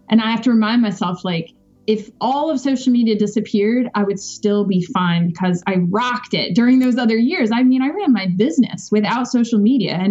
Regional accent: Richmond, Virginia, United States; I grew up on the East Coast in Richmond, Virginia, and I moved around a lot.

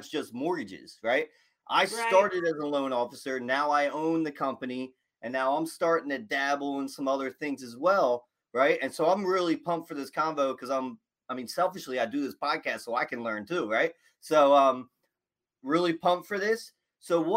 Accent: Philadelphia, Pennsylvania, United States; I'm from Philly

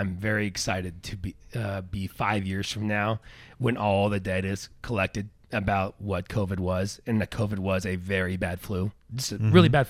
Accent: Grants Pass, Oregon, United States; We're rednecks from Grants Pass. The population 80,000.

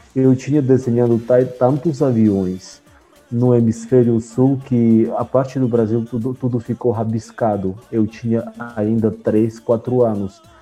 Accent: Armenia; Portuguese is a second language; also born or lived in Soviet Union; now in Brazil; eu sou da Armênia

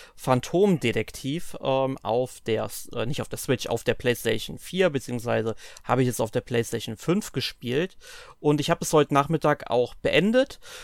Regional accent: Germany; bei uns in Deutschland

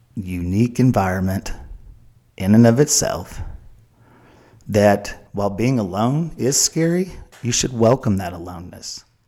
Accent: Oklahoma, United States; we're from Oklahoma. And it's hard for Oklahomans to ask for help

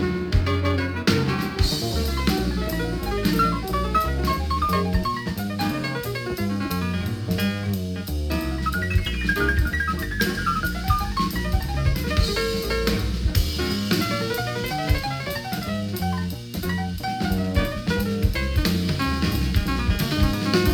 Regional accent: Manchester, North West England, United Kingdom; Manchester, where I'm from

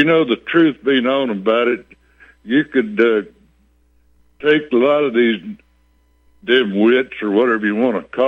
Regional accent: Texas, United States; moved away as an adult; also born or lived in Bandera, Texas / Port Lavaca, Texas; now in South Dakota, United States; I'm originally from Texas. I used to live in Bandera. Then back in 1954, my folks came down to the Port Lavaca area

